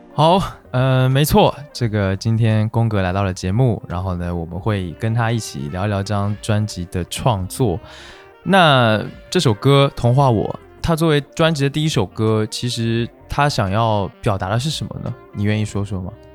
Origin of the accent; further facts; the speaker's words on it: Kunshan, Jiangsu, China; 我小时候是在昆山，你知道吗？其实它不在，也算苏州了吧，但它离苏州市还是有点距离